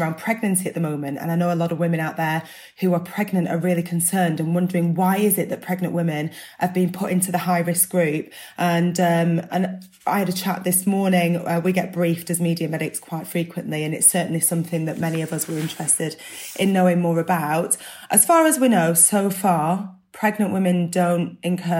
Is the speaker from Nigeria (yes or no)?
no; Burnley, North West England, United Kingdom; I'm from Burnley, where people have about 40 cups of tea a day